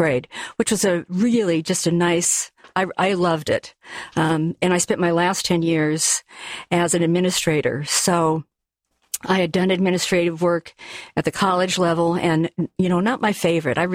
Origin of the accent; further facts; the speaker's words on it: Seattle, Washington, United States; I born and raised in Seattle